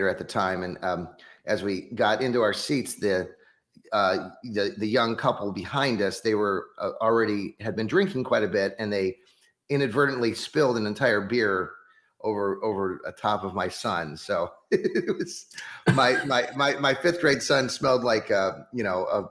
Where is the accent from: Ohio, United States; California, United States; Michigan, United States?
Ohio, United States; moved away; also born or lived in Kansas; I grew up here in Ohio, but I moved out to Kansas